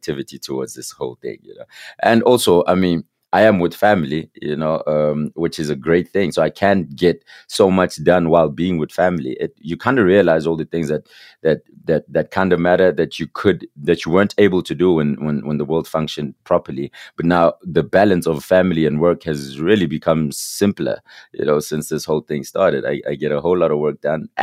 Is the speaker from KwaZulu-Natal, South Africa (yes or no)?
no; Katlehong, Gauteng, South Africa; also born or lived in Alberton; I'm from Katlehong, right? So my day coming up from Katlehong was split in two